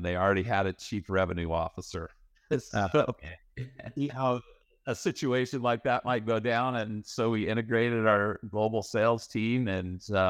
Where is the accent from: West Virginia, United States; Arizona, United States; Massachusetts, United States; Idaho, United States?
Idaho, United States; If you go back far enough, I was raised in Idaho, in the US. And aside from raising potatoes, growing potatoes, which is a real thing, by the way, there's not a lot going on. There was a nuclear waste storage facility near my hometown.